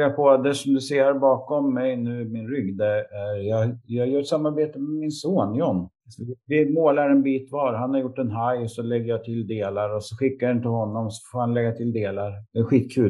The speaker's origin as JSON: {"language": "Swedish", "town": "Sundsvall", "region": "Västernorrland County", "country": "Sweden", "tie": "born or raised there", "said": "flyttade jag hem till min hemstad när jag blev pappa"}